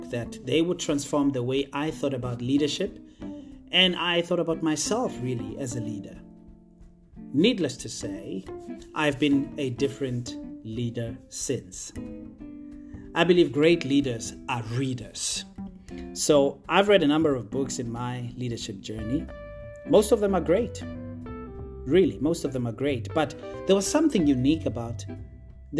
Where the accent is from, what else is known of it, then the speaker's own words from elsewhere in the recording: Potchefstroom, North West, South Africa; I was born and bred in a small town in the northwest province of South Africa called Potchefstroom, more specifically in a township called Ikageng